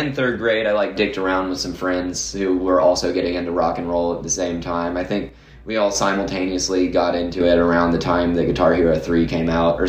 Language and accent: English; Nashville, Tennessee, United States; I'm born and raised in Nashville.